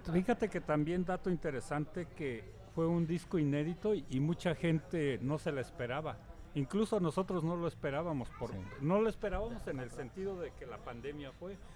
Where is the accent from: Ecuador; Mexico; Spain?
Mexico; para nosotros como mexicanos